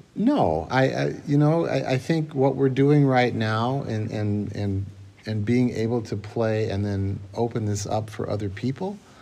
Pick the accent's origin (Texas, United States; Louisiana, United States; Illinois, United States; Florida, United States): Illinois, United States; Moline; moved away as an adult; also born or lived in Boston; now in Winona, United States; I grew up in Moline